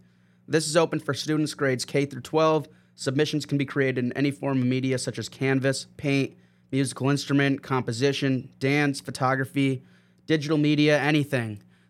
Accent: Milford, United States; as a student growing up in the Milford Public Schools.

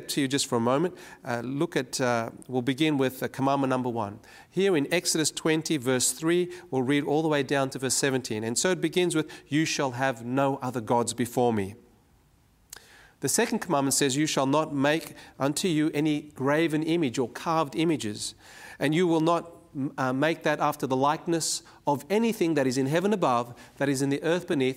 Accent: Cape Town, Western Cape, South Africa; now in Sydney, Australia; I was born in Cape Town, South Africa, and there I was born into what was then known as the apartheid regime.

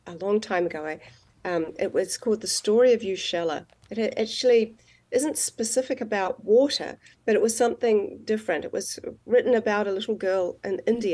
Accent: New Zealand; I'm from New Zealand

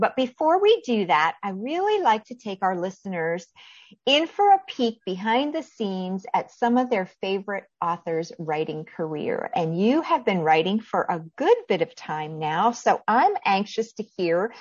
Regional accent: northwestern Pennsylvania, United States; now in South Carolina, United States; I grew up in northwestern Pennsylvania

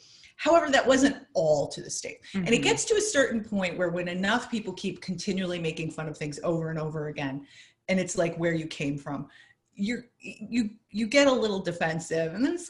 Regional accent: Indiana, United States; in a town where I grew up in Indiana, which isn't far from the Michigan border

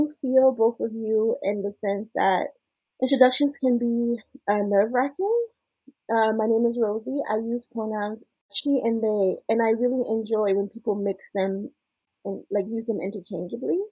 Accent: Montreal, Quebec, Canada; also born or lived in Brooklyn / Haiti; now in Ottawa, Canada; I was born in Montreal, which is Tsiotake territory.

